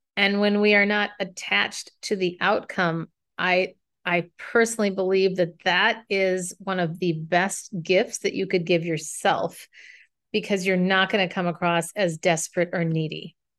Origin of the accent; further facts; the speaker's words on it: Minnesota, United States; moved away as an adult; now in San Francisco, United States; I left my hometown of Minnesota to move to San Francisco